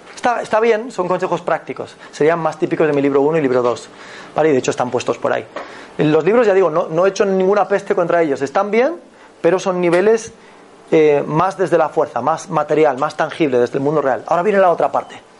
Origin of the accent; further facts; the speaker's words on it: Galicia, Spain; Yo soy de Galicia